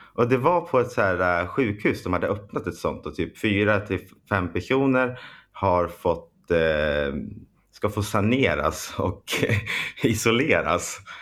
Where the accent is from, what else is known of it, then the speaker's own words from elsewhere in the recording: Storvik, Gävleborg County, Sweden; moved away; där vi kommer ifrån